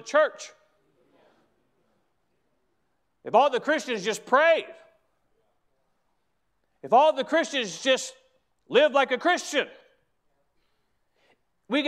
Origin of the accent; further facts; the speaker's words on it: United States; as an American